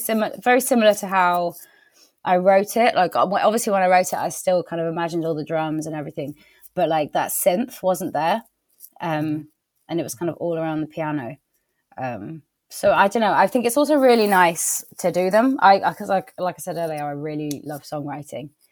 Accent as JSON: {"language": "English", "area": "Wiltshire", "region": "South West England", "country": "United Kingdom", "moved": "yes", "lives_now": "Somerset, United Kingdom", "said": "I'm from Wiltshire, so it's not, I feel like I come back home a bit"}